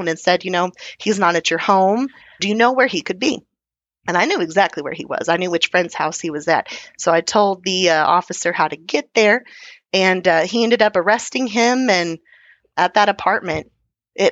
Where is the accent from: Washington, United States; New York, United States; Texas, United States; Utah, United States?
Texas, United States; being Texan